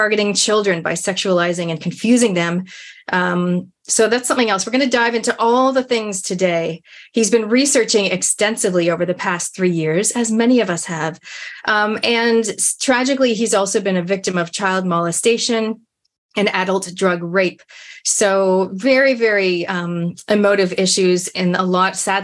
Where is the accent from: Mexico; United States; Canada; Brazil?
Canada; I'm from Canada.